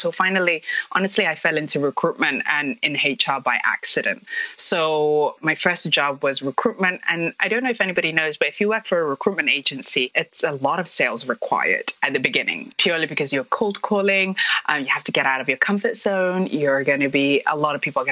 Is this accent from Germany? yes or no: no; London, United Kingdom; moved away as an adult; also born or lived in Somalia / Hong Kong; now in Toronto, Canada; So I am originally from Somalia, but I grew up in the UK, London. And 7 years ago, I moved to Toronto